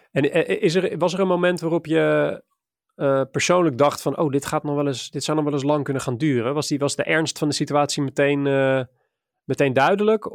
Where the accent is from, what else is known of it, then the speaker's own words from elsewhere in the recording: Maassluis, South Holland, Netherlands; ik ben opgegroeid in Maasluis, een klein plaatsje vlakbij ehm, vlakbij Rotterdam